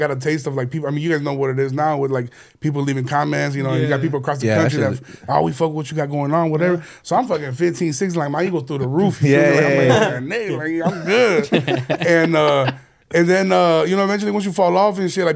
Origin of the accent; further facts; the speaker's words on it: Chicago, Illinois, United States; also born or lived in Aurora, Illinois / Guerrero, Mexico; growing up in Chicago